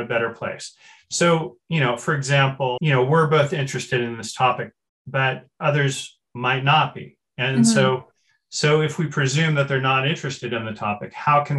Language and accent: English; Berkeley, California, United States; I grew up in Berkeley, which is, you know, the famous world's most liberal city